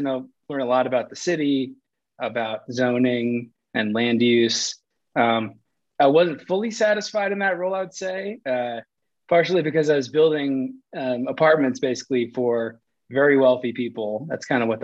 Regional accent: East Coast, United States; moved away as an adult; also born or lived in Michigan / Abu Dhabi / Manhattan; now in Colorado, United States; from the East Coast

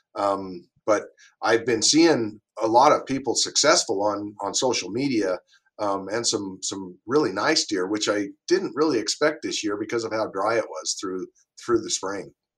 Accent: Winnemucca, Nevada, United States; I grew up in Winnemucca, Nevada, northern northwestern Nevada

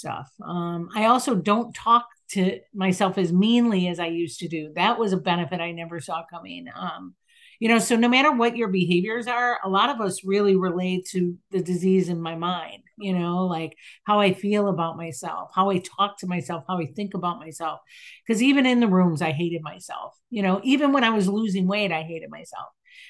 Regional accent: Chicago, Illinois, United States; I'm in Chicago. I'm from Chicago.

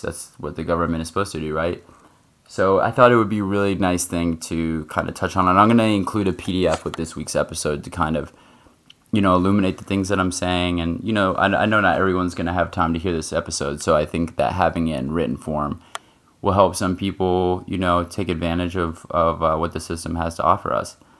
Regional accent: United States; I'm in the US and, you know, I'm an American

